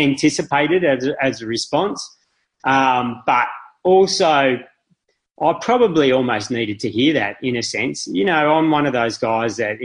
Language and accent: English; Melbourne, Victoria, Australia; I'm from Melbourne.